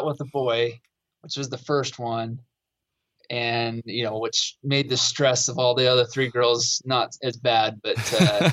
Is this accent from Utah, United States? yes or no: yes; Provo, Utah, United States; I'm from Utah, grew up in Provo, hunted.